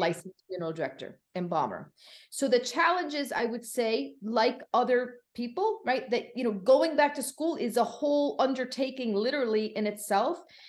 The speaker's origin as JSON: {"language": "English", "region": "Connecticut", "country": "United States", "also_born_or_lived": "Florida", "moved": "as an adult", "lives_now": "Miami, United States", "said": "I'm originally from Connecticut, now living right outside Miami, Florida"}